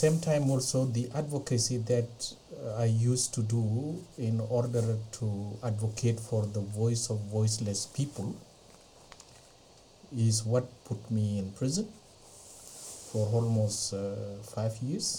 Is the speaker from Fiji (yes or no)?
no; Ethiopia; moved away as an adult; now in Australia; originally I'm from Ethiopia, but now I'm a full citizen of Australia. I came to Australia on 31st of March 2004